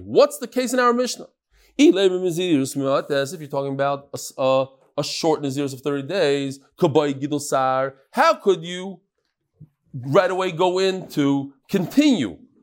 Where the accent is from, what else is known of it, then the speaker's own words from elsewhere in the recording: United States; also born or lived in New York; I'm American